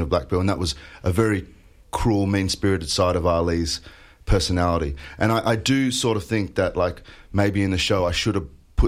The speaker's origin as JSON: {"language": "English", "town": "Queanbeyan", "region": "New South Wales", "country": "Australia", "said": "I'm from Queanbeyan. I'm proud of it"}